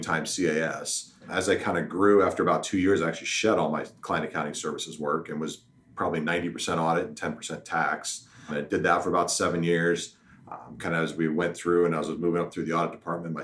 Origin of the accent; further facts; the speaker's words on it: Omaha, Nebraska, United States; also born or lived in Kearney, Nebraska; I am from Omaha originally, graduated from Creighton Prep, went off to UNK